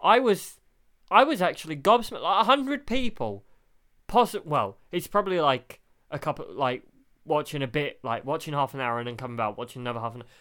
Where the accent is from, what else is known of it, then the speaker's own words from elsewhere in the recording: United Kingdom; We're British.